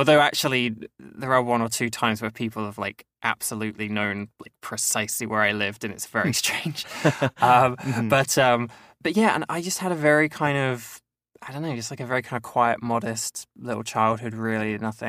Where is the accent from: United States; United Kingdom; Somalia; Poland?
United Kingdom; East of England; So I grew up in a small town in the countryside in Cambridgeshire, which is sort of like to the east of London.